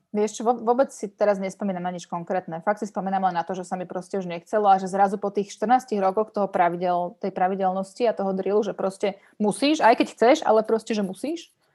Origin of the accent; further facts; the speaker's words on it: Bratislava, Bratislava Region, Slovakia; Ja som vyrastala v Lamači